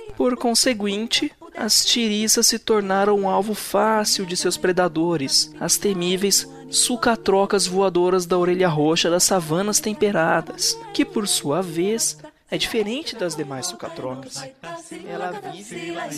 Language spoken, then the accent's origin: Portuguese; Bauru, São Paulo, Brazil; tenho 29 anos, sou de Bauru, São Paulo